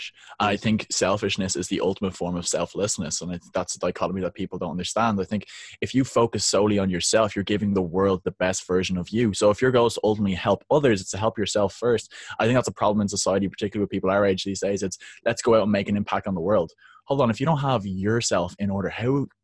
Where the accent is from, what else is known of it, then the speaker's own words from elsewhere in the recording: Dublin, Leinster, Ireland; I'm from Dublin, Ireland, where the weather isn't so great